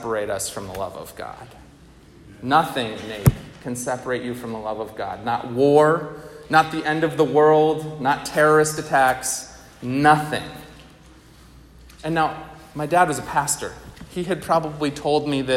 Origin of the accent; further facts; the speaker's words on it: outside of Albany, New York, United States; I grew up outside of Albany, New York.